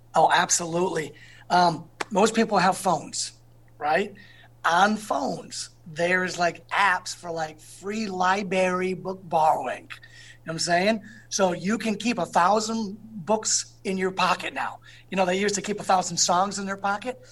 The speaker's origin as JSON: {"language": "English", "town": "East Hartford", "region": "Connecticut", "country": "United States", "tie": "born or raised there", "said": "the pizza I grew up with in East Hartford"}